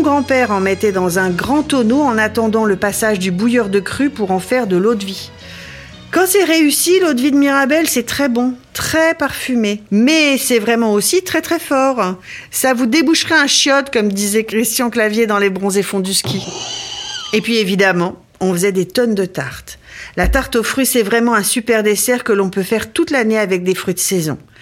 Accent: Ardennes, Grand Est, France; Quand j'étais petite, dans les Ardennes

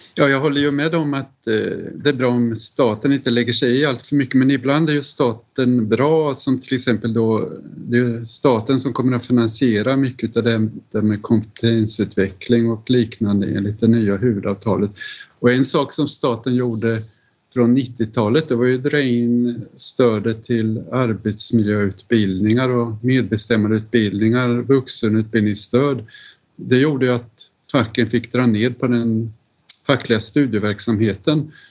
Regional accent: Linköping, Östergötland, Sweden; i staden jag växte upp i, Linköping

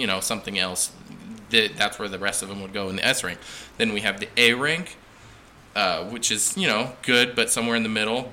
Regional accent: Hollister, California, United States; moved away; I grew up in Hollister, California

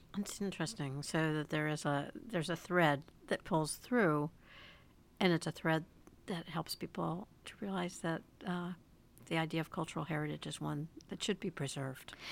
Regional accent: United States; as an American

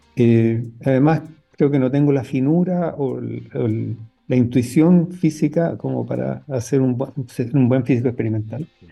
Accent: Arica, Arica y Parinacota, Chile; cuando yo crecí en Arica

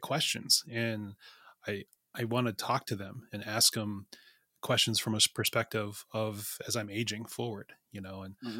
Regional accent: South Dakota, United States; I'm a Dakota. I'm from South Dakota.

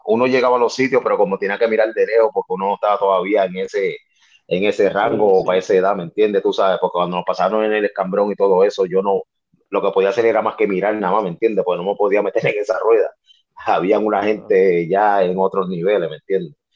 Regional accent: Carolina, Puerto Rico; soy de Carolina

